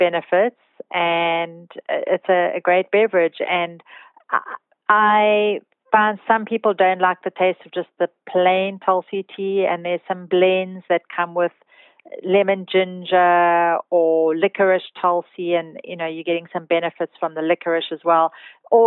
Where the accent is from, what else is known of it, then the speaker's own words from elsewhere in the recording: South Africa; being a South African.